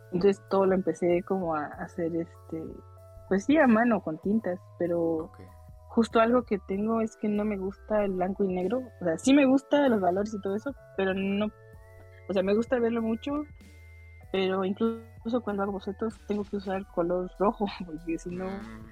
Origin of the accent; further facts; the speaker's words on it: Chiapas, Mexico; soy de la, del sur de México, en Chiapas